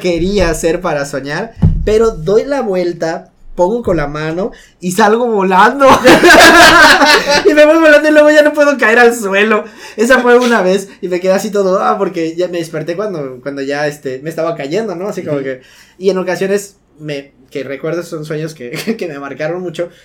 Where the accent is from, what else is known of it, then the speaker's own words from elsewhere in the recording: Yucatán, Mexico; como buen yucateco